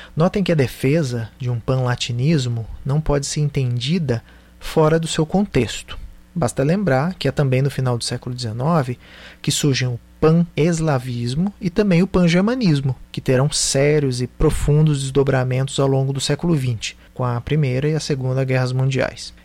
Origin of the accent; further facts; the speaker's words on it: Brazil; nós, brasileiros